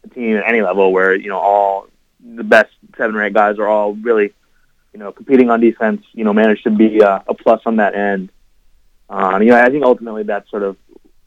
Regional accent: Chicago, Illinois, United States; I'm from Chicago

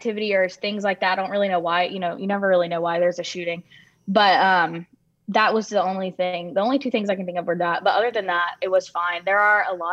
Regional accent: Alabama, United States; all of us are from Alabama

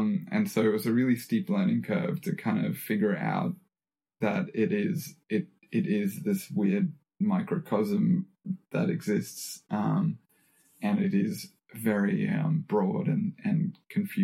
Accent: Australia; being an Australian citizen

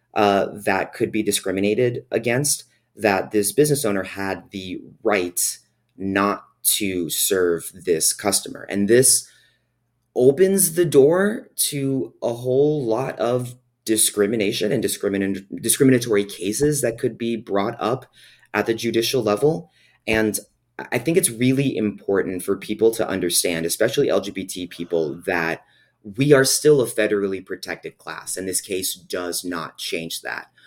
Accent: California, United States; I was born in California and that I'm able to continue living in California as

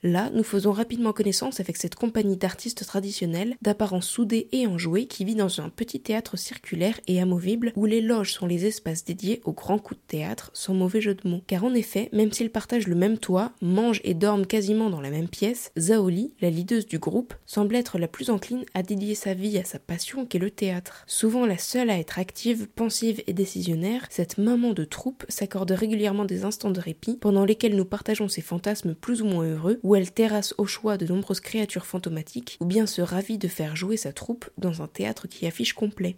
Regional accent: Metz, Grand Est, France; moved away; je suis né à Metz et j'ai fait les beaux-arts de Metz là-bas pendant, 6 six ans.

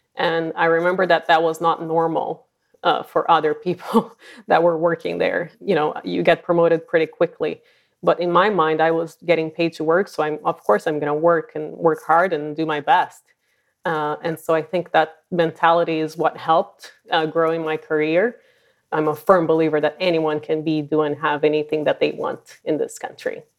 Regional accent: Brazil; moved away as an adult; also born or lived in San Francisco Bay Area, California; now in San Francisco, United States; I'm originally from Brazil, and I've been, um, in the Bay Area for just over twenty years

